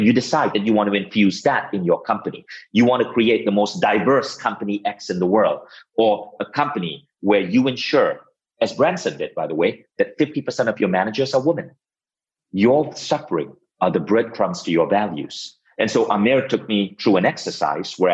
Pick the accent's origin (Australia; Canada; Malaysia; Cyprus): Malaysia; moved away as an adult; also born or lived in United States; now in Estonia; I had to move back to my home country, Malaysia, build my company, Mind Valley, in Malaysia.